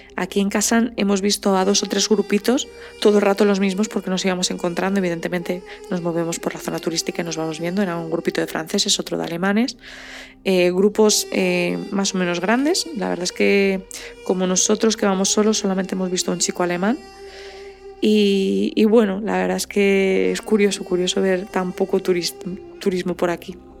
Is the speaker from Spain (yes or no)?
yes; Spain; nos identifican enseguida como españoles